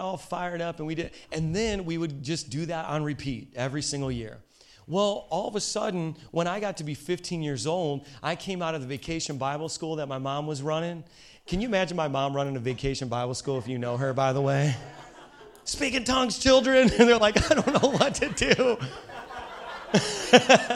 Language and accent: English; Hammond, Indiana, United States; I was raised in Hammond, Indiana